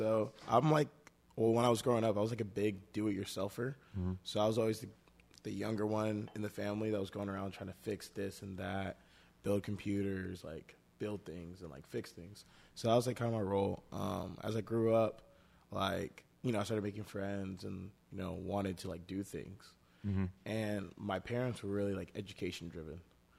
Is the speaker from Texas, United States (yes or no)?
yes; Dallas, Texas, United States; From Dallas.